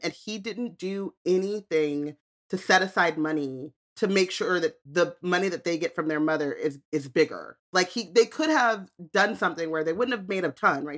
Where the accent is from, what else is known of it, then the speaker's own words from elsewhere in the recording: United States; I'm American